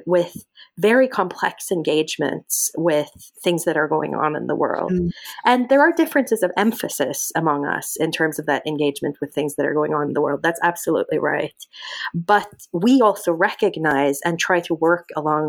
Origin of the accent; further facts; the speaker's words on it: Norway; moved away; My mother's from Iraq, my father's from Norway, and I grew up in Norway